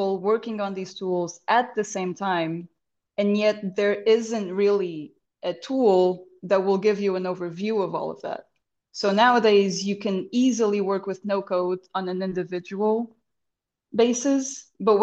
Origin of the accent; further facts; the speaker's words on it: Lisbon, Portugal; first language Portuguese; English is a second language; This pod finds me in Lisbon, my hometown